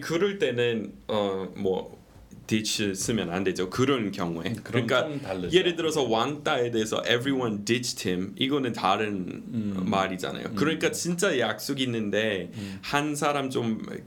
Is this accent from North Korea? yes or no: no; United States; Korean is a second language; moved away